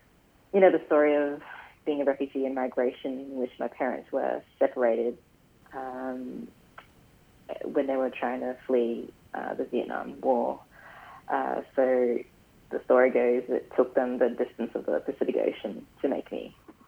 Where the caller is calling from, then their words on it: Brisbane, Queensland, Australia; I'm calling in from, well, my office at the moment in Paddington. But yeah, I live and work on Yagara and Turrbal country.